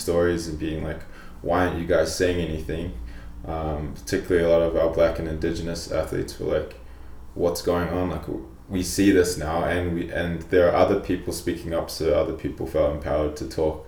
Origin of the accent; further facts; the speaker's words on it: New Zealand; now in Calgary, Canada; I'm Polynesian, my background, I grew up in New Zealand